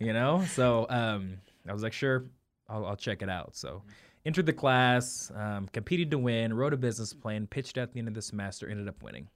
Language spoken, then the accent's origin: English; St. Joseph, Missouri, United States; also born or lived in Kansas City; Kansas City born, um, raised in Saint Joe, Missouri